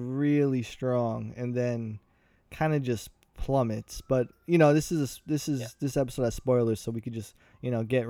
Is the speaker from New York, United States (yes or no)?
yes; New York, United States; I'm from New York